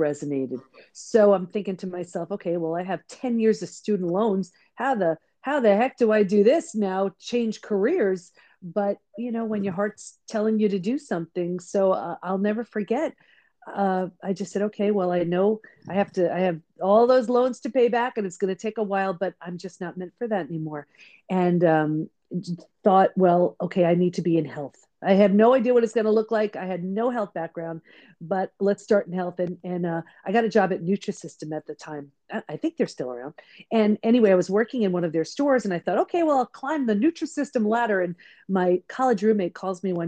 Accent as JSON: {"language": "English", "area": "Long Island", "region": "New York", "country": "United States", "tie": "born or raised there", "also_born_or_lived": "San Diego", "said": "I grew up on Long Island in New York, so not where I live now."}